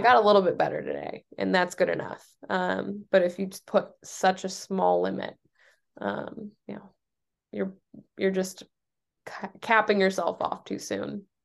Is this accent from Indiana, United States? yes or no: yes; Noblesville, Indiana, United States; moved away as an adult; also born or lived in Michigan; now in New Hampshire, United States; I'm from Indiana